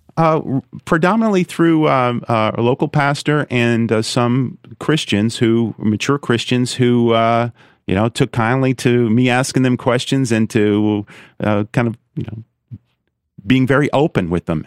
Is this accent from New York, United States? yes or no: yes; New York, United States; also born or lived in Brooklyn / Long Island; I grew up in New York State, uh, born in Brooklyn, raised in Long Island and upstate